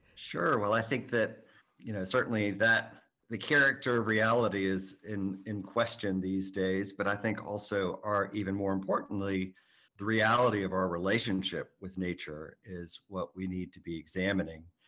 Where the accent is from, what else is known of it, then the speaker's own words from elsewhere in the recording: Atlanta, Georgia, United States; also born or lived in New York; I grew up here in Atlanta